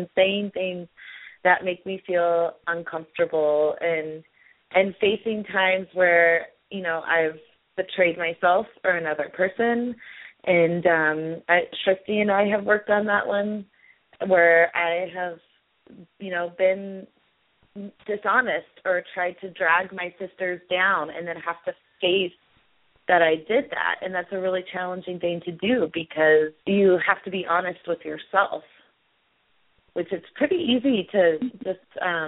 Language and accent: English; Boulder, Colorado, United States; I come from Boulder, Colorado, and I do all these cool things